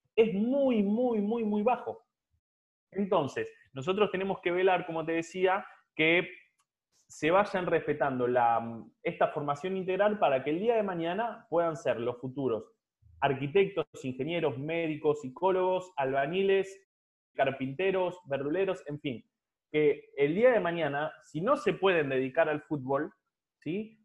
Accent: Santa Fe, Argentina; me recibí en la Universidad Católica de Santa Fe, de, ciudad de donde soy

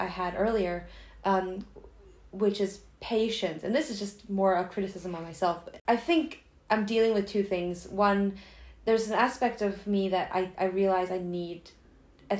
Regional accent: United States; being Chinese American or Asian Americans

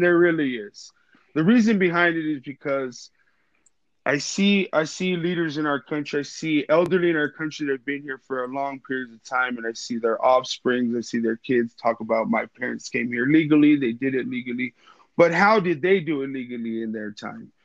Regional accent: West Texas, United States; moved away; I'm from West Texas.

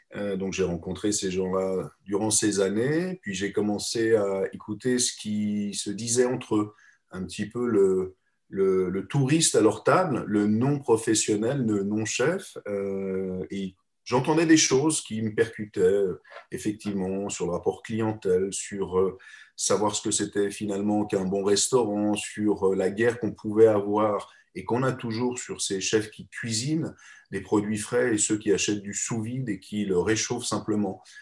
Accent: Geneva, Switzerland; moved away as an adult; now in Paris, France; je suis un Suisse, je suis né à Genève

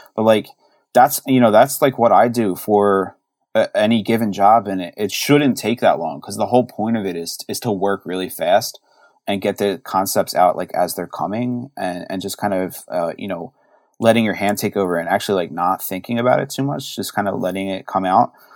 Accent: Philadelphia, Pennsylvania, United States; now in Baltimore, United States; growing up in Philly

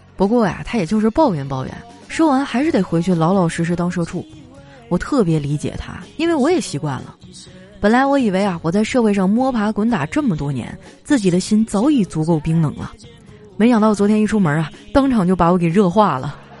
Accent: Qitaihe, Heilongjiang, China; moved away; 我老家七台河也没有疫情啊。我爸成天叫我回去啊

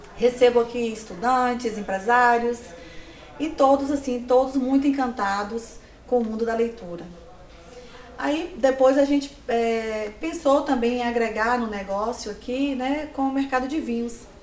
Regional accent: Livramento de Nossa Senhora, Bahia, Brazil; now in Vitória da Conquista, Brazil; assim que eu cheguei em Vitória da Conquista, eu sou de Livramento

